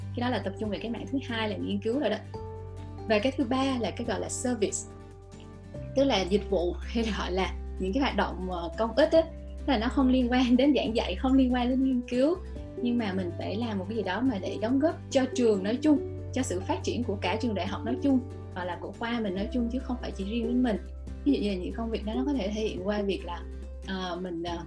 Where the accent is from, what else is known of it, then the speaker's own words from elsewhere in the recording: Vietnam; moved away as an adult; now in United States; phụ nữ mình mà từ Việt Nam sang